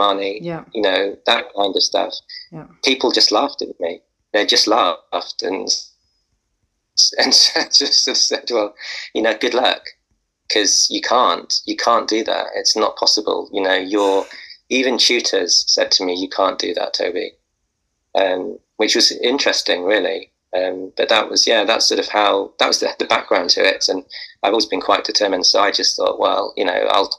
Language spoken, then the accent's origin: English; Wales, United Kingdom; moved away; I came from Wales